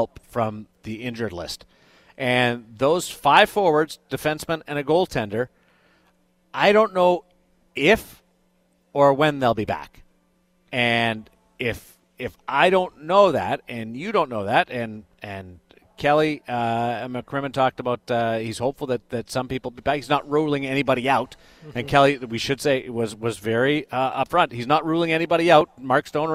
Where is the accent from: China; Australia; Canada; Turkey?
Canada; I'm a Canadian guy